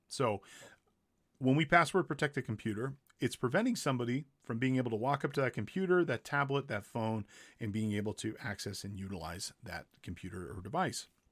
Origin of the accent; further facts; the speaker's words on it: Big Bear Lake, California, United States; Big Bear one, two, three, my hometown.